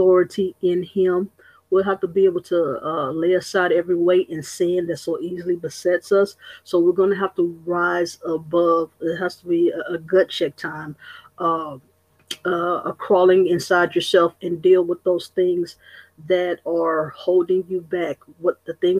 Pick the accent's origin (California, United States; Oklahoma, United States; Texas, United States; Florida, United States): Texas, United States; Austin; born and raised in Austin, Texas.